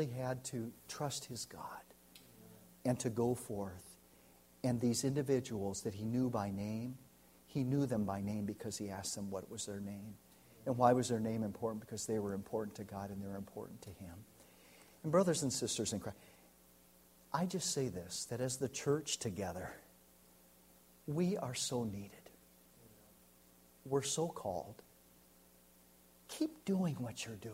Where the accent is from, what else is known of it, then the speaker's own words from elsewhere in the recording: United States; now in Santa Cruz, Bolivia; I'm an American. My family lives in South America. We're living here in Santa Cruz